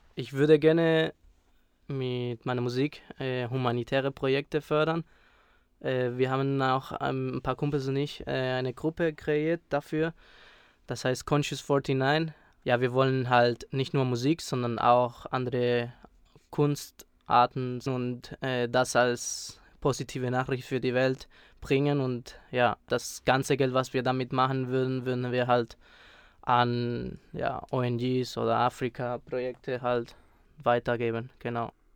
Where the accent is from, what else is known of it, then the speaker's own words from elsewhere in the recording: Spain; moved away; Ich bin dort aufgewachsen